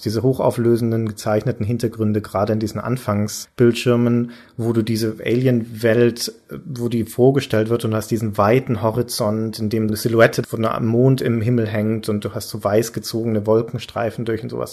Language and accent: German; Nuremberg, Bavaria, Germany; In Nürnberg zum Beispiel, meiner Heimatstadt